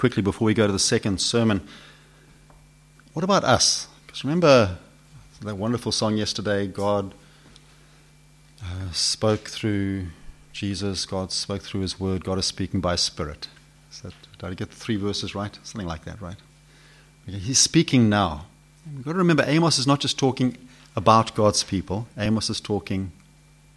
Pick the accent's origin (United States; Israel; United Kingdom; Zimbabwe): Zimbabwe; accent: Zimbabwe; It's my Zimbabwe accent